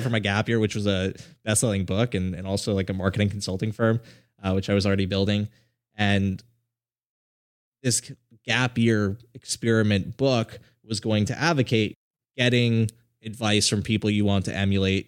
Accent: South Florida, United States; I grew up in South Florida

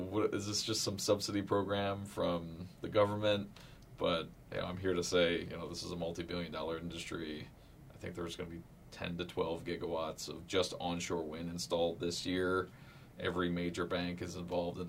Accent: Maryland, United States; moved away as an adult; also born or lived in California; I'm originally from this area. I grew up in Maryland.

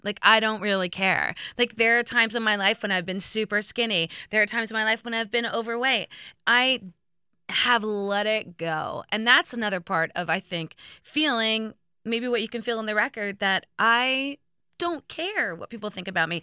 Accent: Indiana, United States; growing up in Indiana

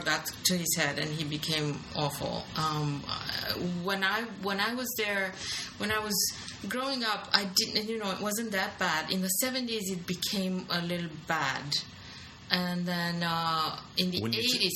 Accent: Bucharest, Romania; now in New York, United States; I'm from Romania. Bucharest, to be exact

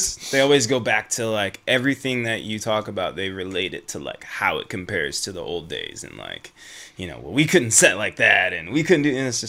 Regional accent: Michigan, United States; moved away; I'm from Michigan originally

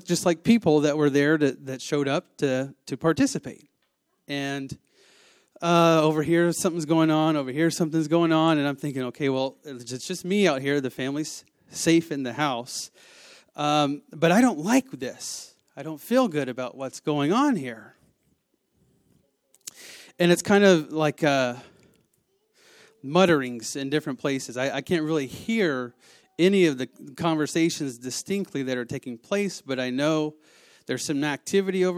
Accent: the South, United States; I am from the South

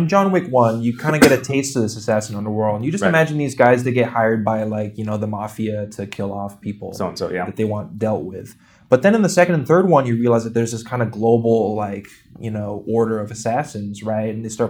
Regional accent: New York City, New York, United States; Yeah, it doesn't matter, but it's funny as a New Yorker

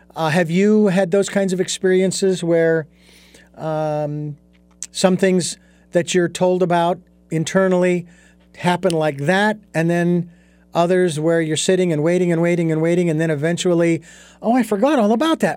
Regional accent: Phoenix, Arizona, United States; moved away as an adult; now in Santa Barbara, United States; I was born and raised in Phoenix, Arizona.

